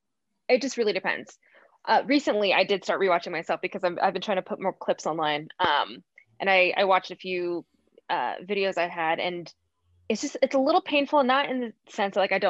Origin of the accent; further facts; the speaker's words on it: United States; I was born in America